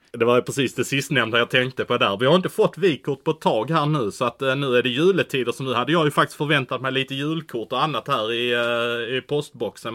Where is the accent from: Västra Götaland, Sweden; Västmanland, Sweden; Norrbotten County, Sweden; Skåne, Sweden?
Skåne, Sweden; Malmö; jag är från Malmö